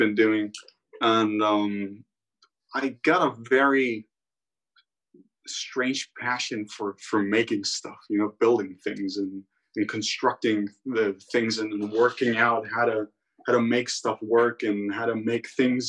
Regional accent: Rhodes, South Aegean, Greece; also born or lived in Crete; I live full time in Greece, and I grew up in Rhodes, where I'm at right now.

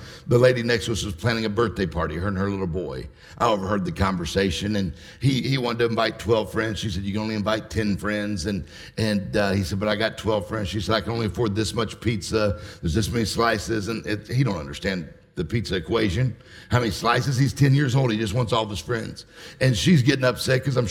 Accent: Mississippi, United States; I'm from Mississippi. She's from a big town, I'm from a small town

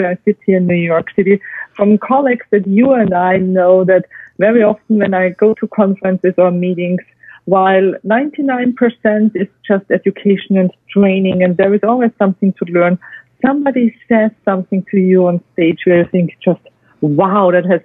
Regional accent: southern France, France; moved away; My heart is still French, in the south of France, where my grandfather and my father lived, and I spent half of my childhood

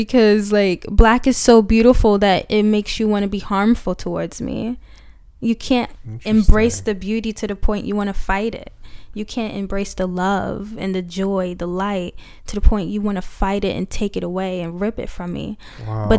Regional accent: United States; Even throughout those trials and tribulations of me growing up in America and finding beauty in myself

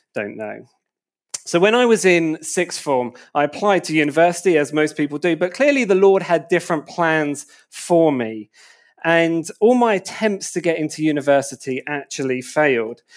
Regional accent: Enfield, London, United Kingdom; moved away as an adult; also born or lived in Wood Green / Berkhamsted / St Albans; I grew up in Enfield

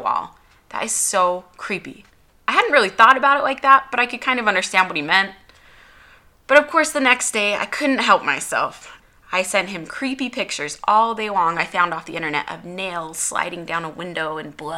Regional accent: Utah, United States; I was born in Utah.

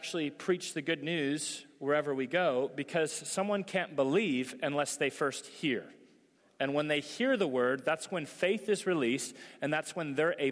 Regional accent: United States

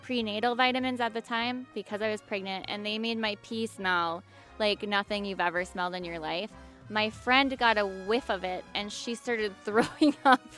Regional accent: Midwest, United States; I'm from the Midwest and I shop at Kohl's

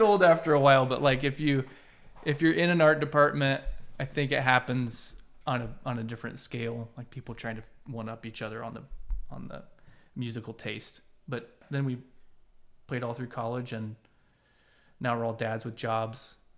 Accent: Central Illinois, United States; I'm from Central Illinois.

